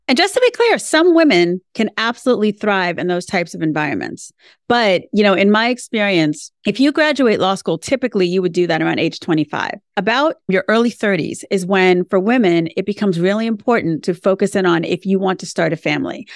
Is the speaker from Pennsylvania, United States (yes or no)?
no; New York, United States; now in Florida, United States; I'm a New Yorker, and I think that's really important to say that I'm from New York because I live in Florida now